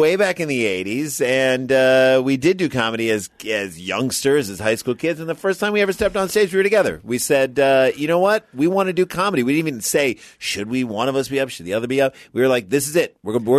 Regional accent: St. Louis, Missouri, United States; moved away as an adult; also born or lived in Michigan / New York; Grew up in St. Louis, went to University of Michigan

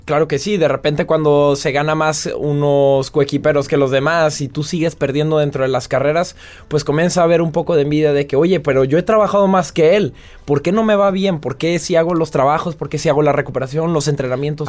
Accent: Mexico; moved away as an adult; now in France

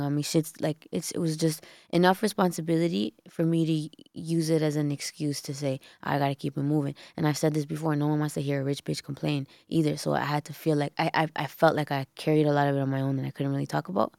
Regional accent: Toronto, Ontario, Canada; I was born in Toronto

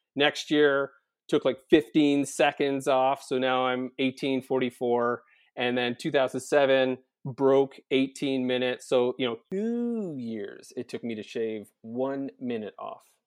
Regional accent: Prince Edward Island, Canada; moved away as an adult; also born or lived in Kingston; I'm an island boy, born and raised on Prince Edward Island

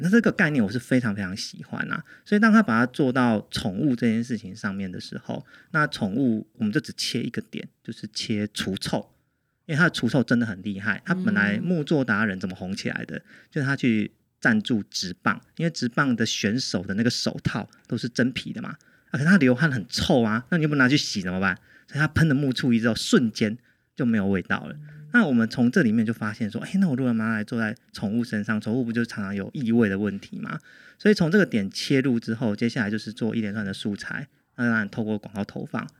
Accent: Changhua County, Taiwan; 我回中部之后，因为我是彰化人

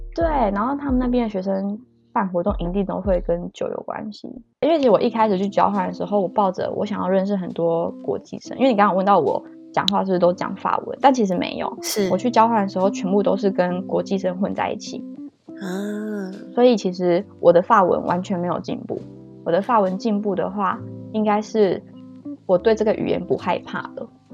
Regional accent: Kaohsiung, Taiwan; moved away as an adult; also born or lived in Taoyuan; now in Belgium; 我来自高雄，今年二十五岁。目前居住在比利时

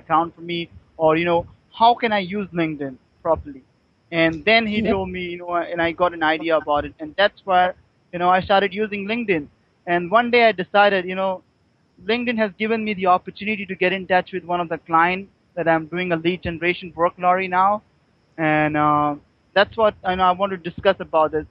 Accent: Mumbai, Maharashtra, India; I'm from India, Mumbai.

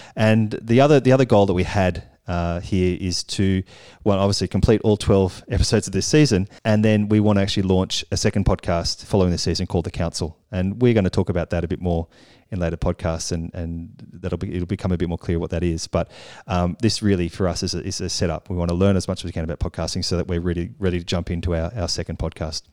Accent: Australia; moved away as an adult; now in Paris, France; we're both from Australia. We've come to Paris.

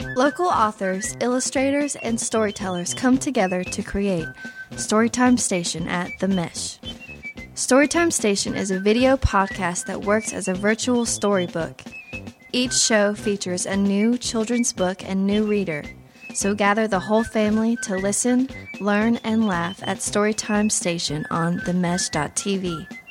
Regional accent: Fife, Scotland, United Kingdom; moved away as an adult; now in North Carolina, United States; originally, I am from Scotland, Fife

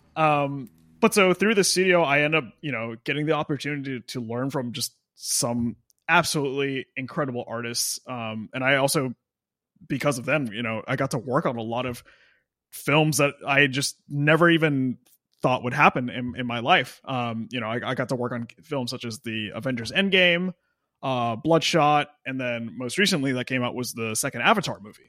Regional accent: Austin, Texas, United States; moved away; also born or lived in Nashville, Tennessee / Los Angeles, California; I grew up in Austin, Texas, and then I moved to Nashville.

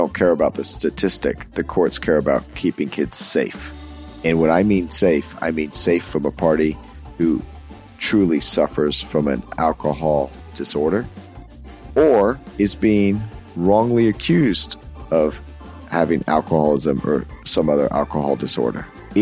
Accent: Florida, United States; my home state here

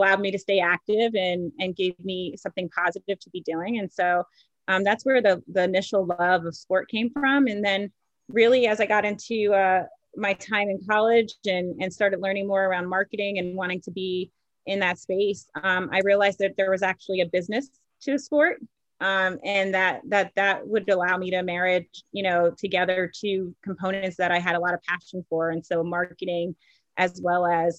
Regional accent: New York area, United States; I grew up in the New York area

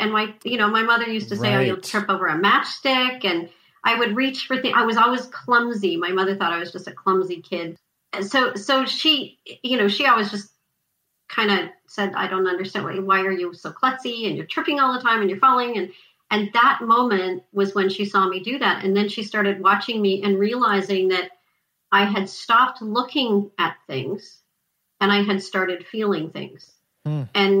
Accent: Montreal, Quebec, Canada; I lived in Montreal. I lived in LaSalle. We moved from LaSalle to Pancor, and I started a new school

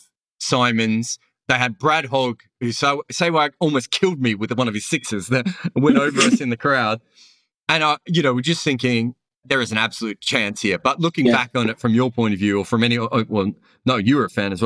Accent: Melbourne, Victoria, Australia; I grew up in Melbourne, so I grew up with a lot of Sri Lankan guys

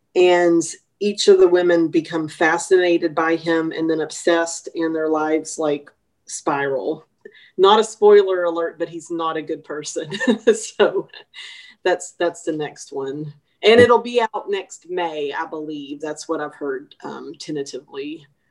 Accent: Longview, Texas, United States; Longview, my hometown

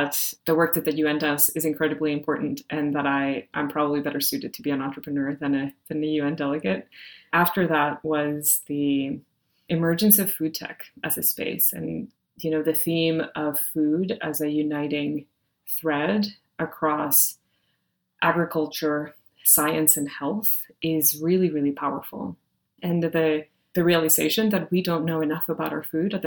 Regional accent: Monterrey, Nuevo León, Mexico; moved away; I grew up in Monterrey, Mexico

